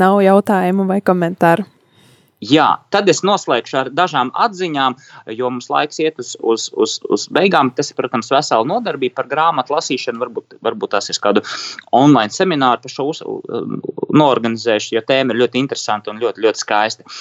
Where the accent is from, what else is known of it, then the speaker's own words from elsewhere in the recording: Riga, Latvia; es bērnībā braucu no pārdaugas uz Čiekurkalnu skolu